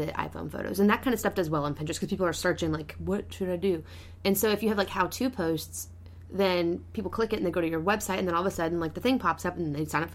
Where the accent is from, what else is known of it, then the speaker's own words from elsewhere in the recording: Arizona, United States; moved away; I was raised in Arizona